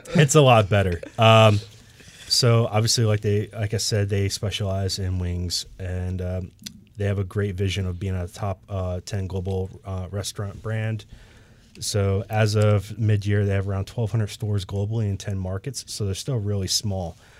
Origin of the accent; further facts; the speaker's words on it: Michigan, United States; moved away; I'm from Michigan originally